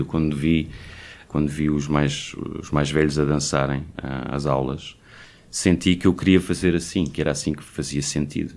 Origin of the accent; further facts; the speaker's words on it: Portugal; moved away as an adult; also born or lived in Belgium; saí de Portugal aos vinte e nove anos